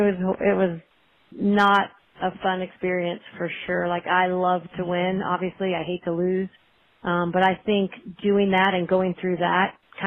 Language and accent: English; Dallas, Texas, United States; moved away; I was fortunate growing up in Dallas, Texas, to have great role models in soccer and just in life.